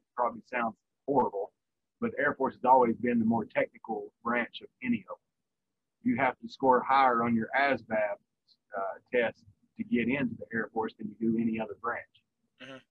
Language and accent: English; Virginia, United States; moved away as an adult; also born or lived in Korea; I grew up in Virginia